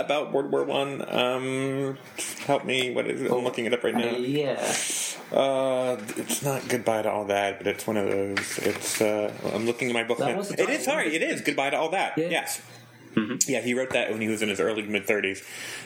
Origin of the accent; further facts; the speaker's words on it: United States; I'm an American. In case you couldn't tell, an American.